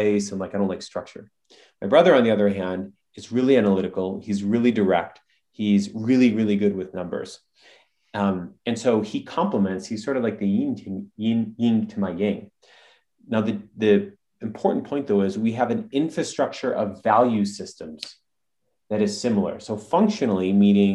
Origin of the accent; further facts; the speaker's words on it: Midwest, United States; My brother and I, we come from the Midwest